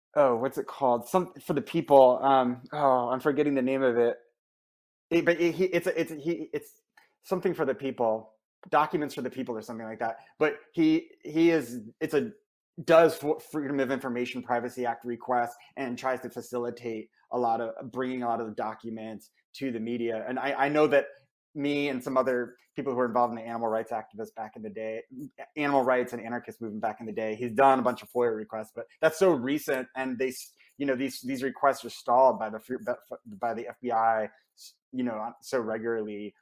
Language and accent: English; Norwalk, Connecticut, United States; I grew up in Norwalk, Connecticut